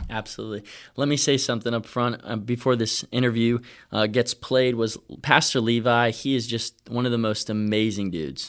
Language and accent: English; Virginia, United States; I'm from Virginia